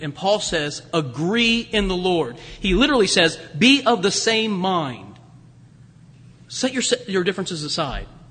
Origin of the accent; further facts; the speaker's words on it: Springfield, Ohio, United States; moved away; I was in my hometown of Springfield near Dayton